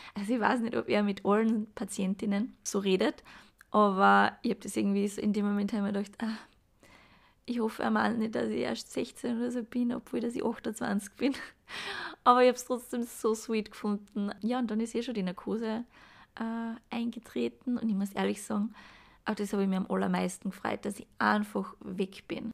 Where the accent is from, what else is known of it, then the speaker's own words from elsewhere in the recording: Graz, Styria, Austria; komme ich aus Graz